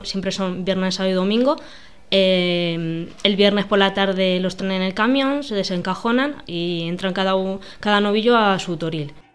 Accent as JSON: {"language": "Spanish", "town": "Olmeda del Rey", "region": "Castilla-La Mancha", "country": "Spain", "tie": "born or raised there", "said": "la primera vez que toré fue con mi padre aquí en mi pueblo, con seis años"}